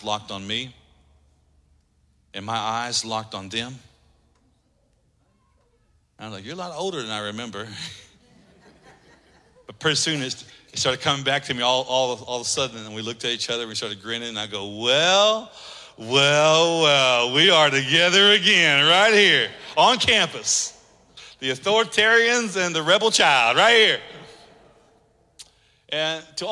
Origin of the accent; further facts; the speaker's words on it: Oklahoma, United States; moved away; my high school that I grew up in Oklahoma